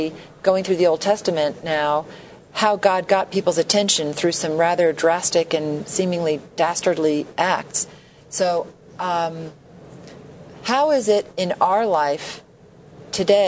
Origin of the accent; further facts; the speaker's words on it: New York City, New York, United States; moved away; I grew up in New York City